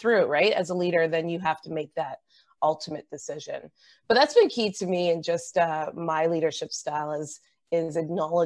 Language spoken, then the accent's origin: English; Canada; as a Canadian